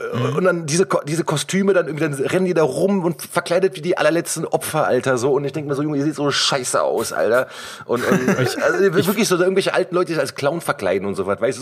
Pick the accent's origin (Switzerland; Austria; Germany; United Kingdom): Germany; Cologne, North Rhine-Westphalia; Ich bin ja gebürtiger Kölner